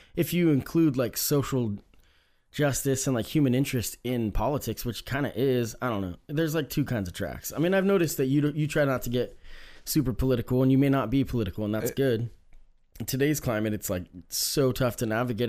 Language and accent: English; Oregon, United States; growing up in Oregon, I mean, it's no secret that it's not super diverse, right?